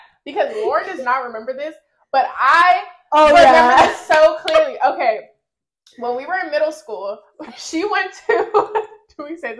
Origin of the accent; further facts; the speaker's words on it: Oakland, California, United States; I'm 27, Libra gang. I'm from Oakland, California.